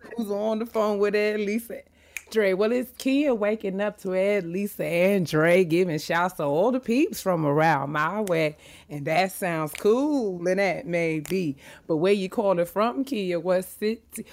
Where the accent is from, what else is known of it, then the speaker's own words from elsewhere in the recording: White Plains, New York, United States; now in Silver Spring, United States; That's where I'm born. That's where I was raised